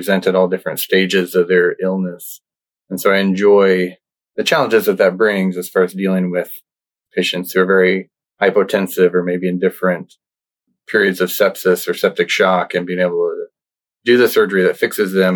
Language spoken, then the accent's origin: English; Nebraska, United States; moved away; I grew up in Nebraska, actually, in a really small town in the northeast part of the state.